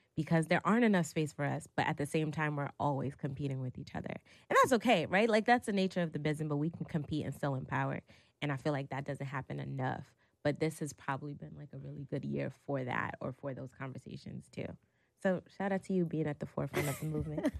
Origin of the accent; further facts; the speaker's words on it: New York City, New York, United States; Growing up in New York City, especially if you were a kid from, like, Brooklyn, Harlem, or the Bronx